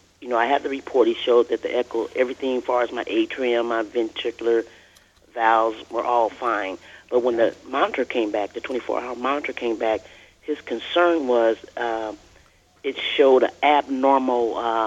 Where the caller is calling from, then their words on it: San Bernardino, California, United States; I'm San Bernardino, California.